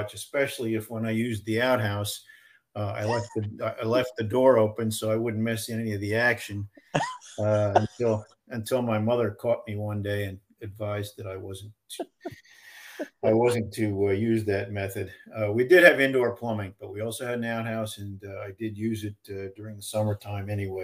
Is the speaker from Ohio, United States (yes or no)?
no; Pennsylvania, United States; also born or lived in Danville, Pennsylvania / Orangeville, Pennsylvania / Taylor, Pennsylvania / Lansdale, Pennsylvania; I was born in Danville, Pennsylvania.